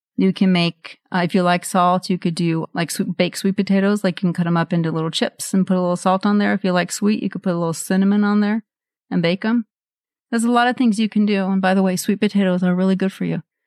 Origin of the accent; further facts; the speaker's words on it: Norway; moved away; I grew up in Norway and we had this chocolate spread.